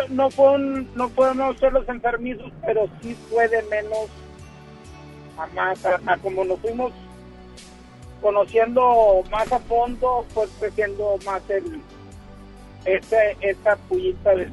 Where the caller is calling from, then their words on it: Monterrey, Nuevo León, Mexico; vengo de la parte norponiente de, de la ciudad de Monterrey